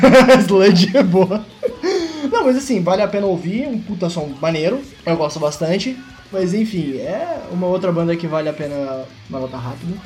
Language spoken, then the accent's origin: Portuguese; Brazil